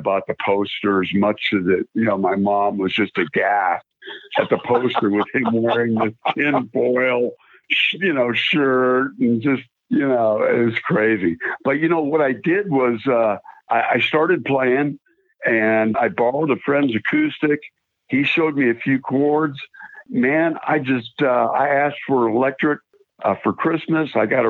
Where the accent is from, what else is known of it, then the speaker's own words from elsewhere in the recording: San Diego, California, United States; born there; also born or lived in South Carolina; to live in South Carolina at the time, and we moved back to California, where I forgot to mention that I was born in San Diego. So we moved back to San Diego in 75